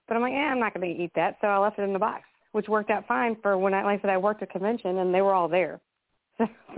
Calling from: Kentucky, United States; I'm calling from Kentucky.

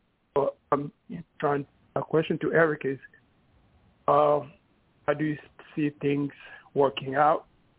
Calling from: New York City, New York, United States; New York City.

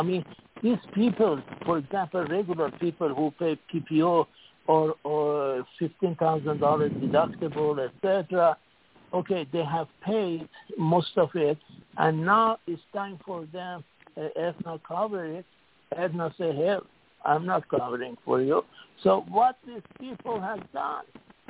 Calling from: Singapore; Okay, this is … calling from Singapore.

